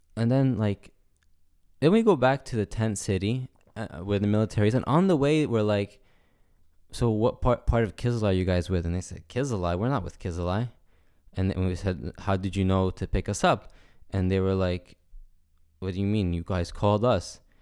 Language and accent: English; United States; I'm American